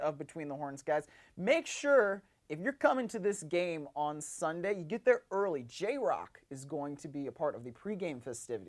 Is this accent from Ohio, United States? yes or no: yes; Cleveland, Ohio, United States; moved away; it's my hometown and, like, I was covering a game in the, in a city where I grew up